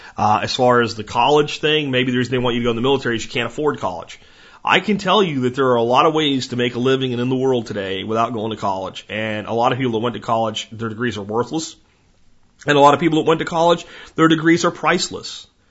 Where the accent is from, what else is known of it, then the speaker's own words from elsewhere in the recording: Jacksonville, Florida, United States; moved away; I grew up in Jacksonville for quite a bit of my childhood, and I loved roaming the swamps on the Atlantic side in, in Jacksonville, Florida